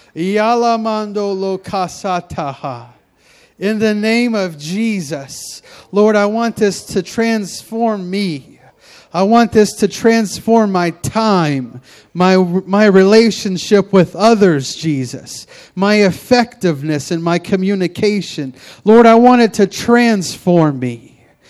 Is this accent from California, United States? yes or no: no; Memphis, Tennessee, United States; moved away as an adult; now in Pacific Northwest, United States; I moved from Memphis, Tennessee, all the way out here to the Pacific Northwest